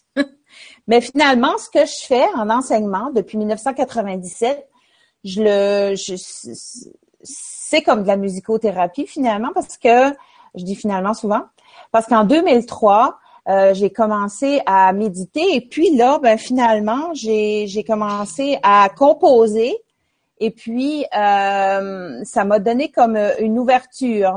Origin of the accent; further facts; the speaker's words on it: L'Ascension-de-Patapédia, Quebec, Canada; moved away as an adult; now in New Brunswick, Canada; mon village natal qui s'appelle l'Ascension de Patapédia